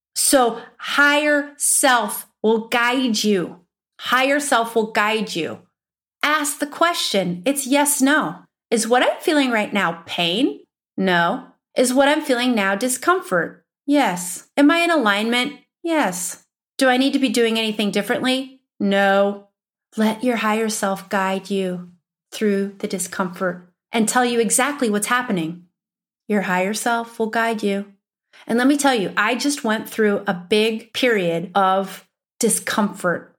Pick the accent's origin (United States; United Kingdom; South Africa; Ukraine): United States; Upper Midwest; accent: upper Midwestern; My upper Midwestern accent